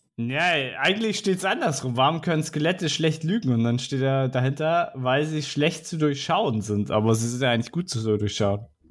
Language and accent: German; Northern Germany, Germany; als Norddeutscher